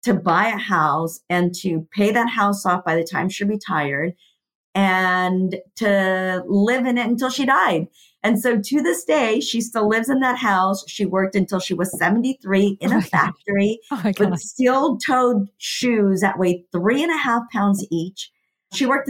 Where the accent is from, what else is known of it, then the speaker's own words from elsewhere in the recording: Mexico; I was born in Mexico, and I was telling you, Adrienne, earlier, in a really small town. My entire family is from there